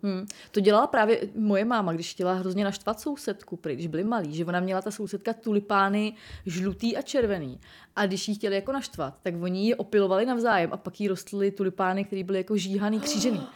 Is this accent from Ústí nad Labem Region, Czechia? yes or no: yes; Most, Ústí nad Labem Region, Czechia; já jsem původem z Mostu, eh, což je hodně zvláštní kraj